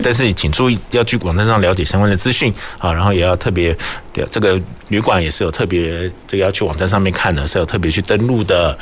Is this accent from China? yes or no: no; Taiwan; 我们台湾人可能又很喜欢